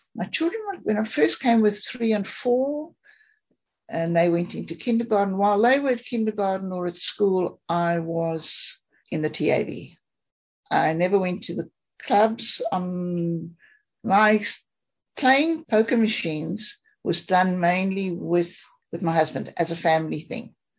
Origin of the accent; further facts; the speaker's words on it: South Africa; I grew up in South Africa.